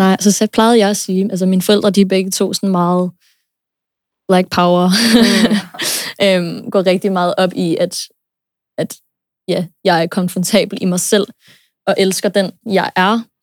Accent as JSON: {"language": "Danish", "country": "United States", "tie": "born or raised there", "moved": "yes", "said": "jeg er født og opvokset i USA"}